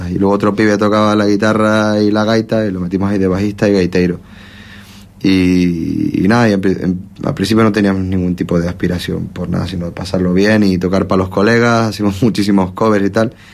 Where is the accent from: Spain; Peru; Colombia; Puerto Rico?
Spain; La Palma, Canary Islands; un par de ellos somos de aquí de La Palma